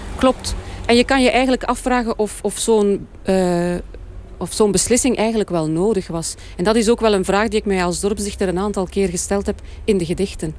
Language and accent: Dutch; East Flanders, Belgium; Ik ben zelf van Oost-Vlaanderen